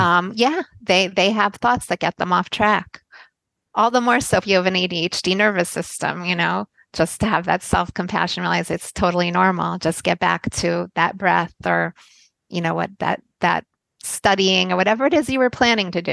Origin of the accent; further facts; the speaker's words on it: United States; moved away as an adult; also born or lived in Tel Aviv, Israel; I'm American. We did I did grow up in America and I lived here for the first 30 years of my life